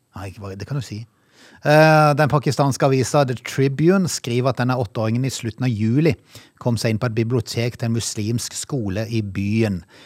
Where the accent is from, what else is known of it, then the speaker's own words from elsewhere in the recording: Norway; vi har vokst opp i Norge